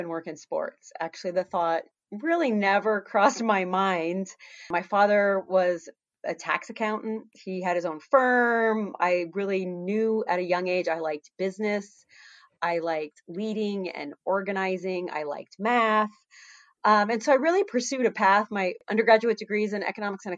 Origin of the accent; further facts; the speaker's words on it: Florida, United States; moved away as an adult; also born or lived in Massachusetts / Anchorage, Alaska; I grew up in Florida, went to college in Massachusetts, and ended up in Alaska.